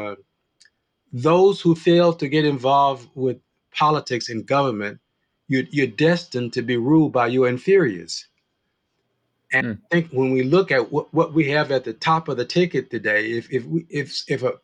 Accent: Columbus, Georgia, United States; moved away; I grew up in Columbus, Georgia

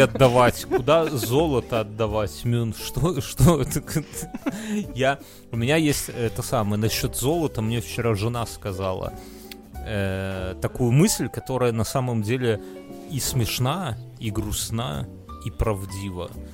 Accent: Belarus; moved away

